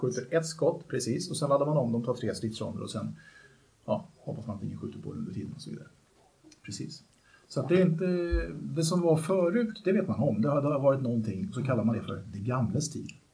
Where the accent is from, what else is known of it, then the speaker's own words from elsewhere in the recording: Vallentuna, Stockholm County, Sweden; jag kommer från Vallentuna från början